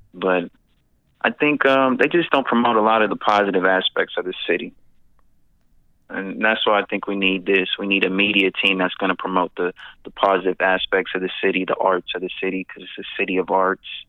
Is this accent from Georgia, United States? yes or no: yes; Atlanta, Georgia, United States; now in Stockton, United States; I was born in Stockton, raised in Atlanta with my mom, and then I moved back out here